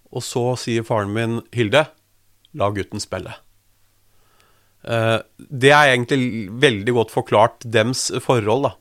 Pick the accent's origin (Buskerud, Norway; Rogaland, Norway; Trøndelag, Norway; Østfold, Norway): Buskerud, Norway; Drammen; jeg er født og oppvokst i Drammen.